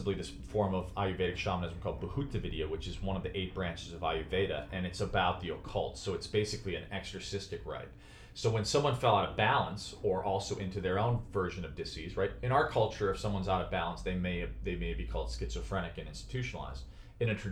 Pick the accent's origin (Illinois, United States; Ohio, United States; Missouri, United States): Illinois, United States; Chicago; moved away; also born or lived in New York; from where I grew up in Chicago